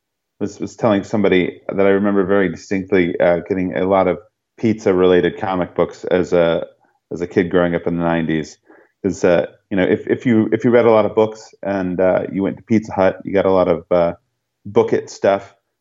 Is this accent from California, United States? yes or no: yes; California, United States; born there; also born or lived in San Diego / Bay Area / New Mexico; I was born in Southern California. My family moved around quite a bit when I was younger. We lived a bit in, you know, the San Diego area, a bit in the Bay Area, a little bit in New Mexico